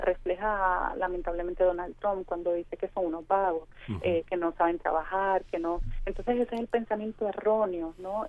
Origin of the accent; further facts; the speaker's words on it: Puerto Rico; salimos de Puerto Rico a diferentes países y llevamos nuestro pasaporte